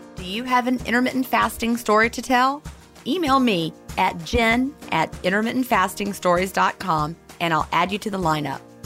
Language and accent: English; the South, United States; also born or lived in Carrollton, Georgia; when two Southerners get together, we always talk about where's your family from